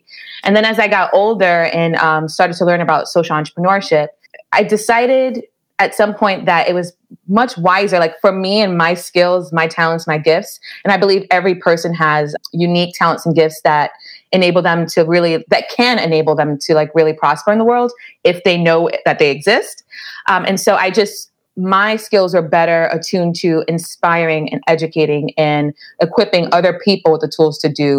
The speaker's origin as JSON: {"language": "English", "town": "New York City", "region": "New York", "country": "United States", "tie": "born or raised there", "said": "I'm originally from the Bronx, New York, but my family is from Jamaica. I'm half Jamaican and half Cuban. And so I grew up in an immigrant household in the Bronx in an immigrant community."}